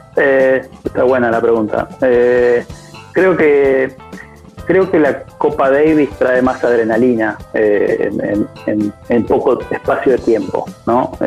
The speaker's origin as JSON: {"language": "Spanish", "town": "Rosario", "region": "Santa Fe", "country": "Argentina", "tie": "born or raised there", "also_born_or_lived": "Misiones", "said": "nací en Misiones y a los tres años, cuatro, me vine a, Rosario. Mi familia se, se, mudó a Rosario"}